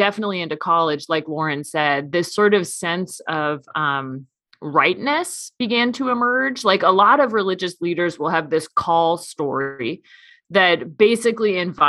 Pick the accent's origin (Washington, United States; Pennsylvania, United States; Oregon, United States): Washington, United States; Seattle; moved away as an adult; now in Omaha, United States; I grew up in Seattle and I grew up in the Episcopal Church